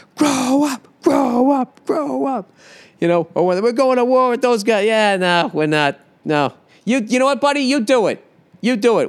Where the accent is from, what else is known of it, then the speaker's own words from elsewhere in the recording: United States; As an American